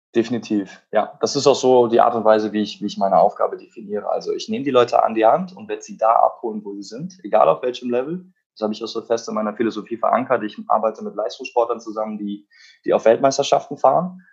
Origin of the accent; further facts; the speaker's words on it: Cologne, North Rhine-Westphalia, Germany; Ich komme aus Köln